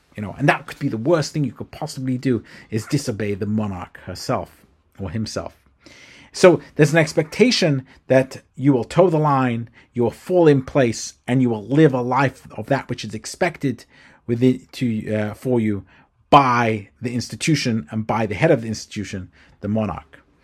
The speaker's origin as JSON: {"language": "English", "region": "London", "country": "United Kingdom", "tie": "born or raised there", "moved": "as an adult", "lives_now": "United States", "said": "I am British, or was brought up in London, England"}